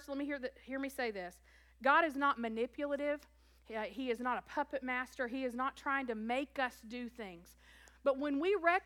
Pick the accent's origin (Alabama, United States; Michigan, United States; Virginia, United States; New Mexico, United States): Alabama, United States; South; also born or lived in Tennessee / Kentucky; I was born in Tennessee and raised in South Alabama and went to school in Kentucky.